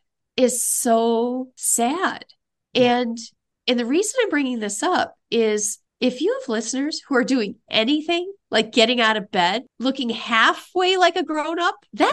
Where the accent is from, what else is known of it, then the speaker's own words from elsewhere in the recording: Midwest, United States; I'm from the Midwest.